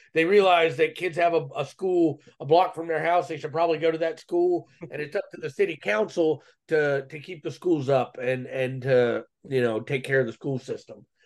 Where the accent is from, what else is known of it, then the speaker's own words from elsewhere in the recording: Cleveland, Ohio, United States; I was born in Cleveland, Ohio, in the mid '80s